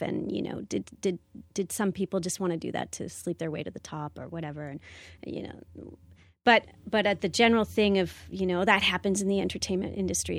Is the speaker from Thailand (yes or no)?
no; Canada; I'm a Canadian actor and I live here in Canada.